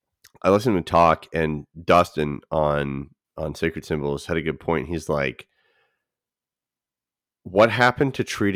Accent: Canada; You just don't like that because I'm Canadian.

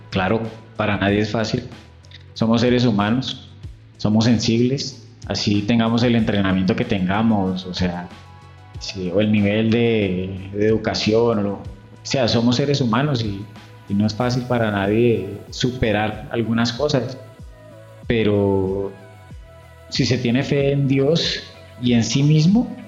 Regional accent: El Peñón, Cundinamarca, Colombia; Eh, mi primero Gutiérrez … soy del Peñón Cundinamarca, de la región del Río Negro.

